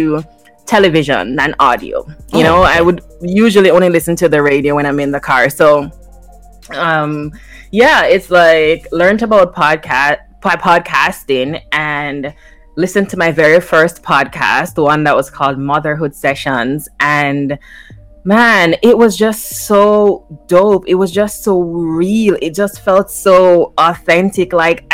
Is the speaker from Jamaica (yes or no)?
yes; Jamaica; now in Toronto, Canada; growing up in Jamaica